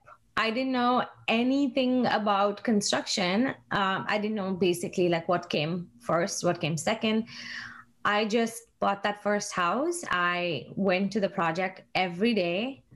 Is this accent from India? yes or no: yes; India; moved away; I moved here from India in 2006, and that was like a huge change for me, like culturally, mentally, everything, right?